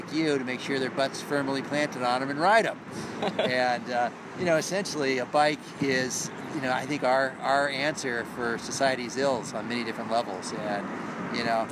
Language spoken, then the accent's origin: English; San Francisco, California, United States; I grew up here in San Francisco